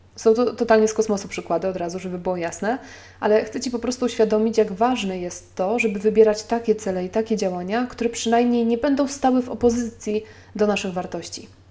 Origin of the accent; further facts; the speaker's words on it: Poland; now in Warsaw, Poland; podjęliśmy decyzję o porzuceniu Warszawy i o przeprowadzce do mojej rodzinnej miejscowości 350 km dalej